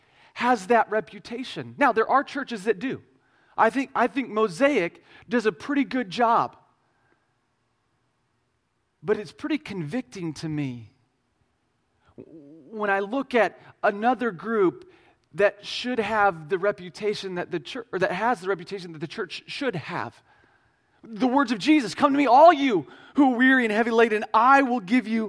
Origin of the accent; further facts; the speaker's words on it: Midwest Missouri, United States; I'm from Midwest Missouri. We have hills and cows and not very many people